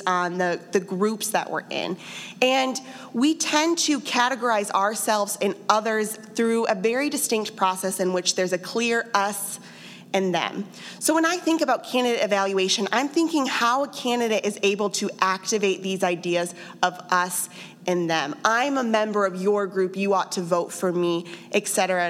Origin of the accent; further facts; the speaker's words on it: Johnson County, Kansas, United States; I'm from Johnson County, and I live there now